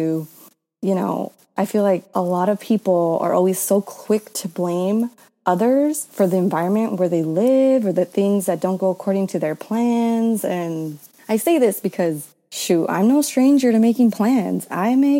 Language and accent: English; San Bernardino County, California, United States; I grew up in San Bernardino County. It's like California, about an hour east of Los Angeles